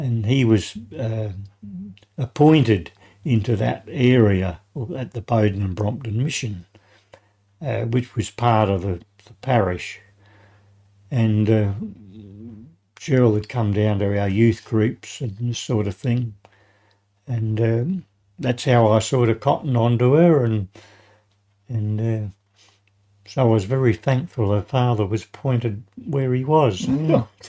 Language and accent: English; Adelaide, South Australia, Australia; I was born in Adelaide, the Memorial Hospital. Uh, I grew up uh, in uh, Croydon, mm-hmm. suburb of Croydon